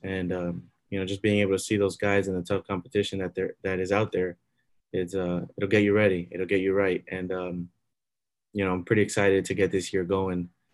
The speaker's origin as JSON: {"language": "English", "town": "Miami", "region": "Florida", "country": "United States", "tie": "born or raised there", "said": "I grew up in Miami. I'm born and bred."}